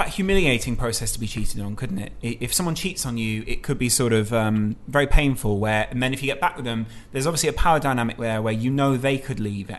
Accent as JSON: {"language": "English", "country": "Norway", "said": "I'm from Norway, so I convinced the family to go on a Christmas vacation to England so I could see the game with my dad."}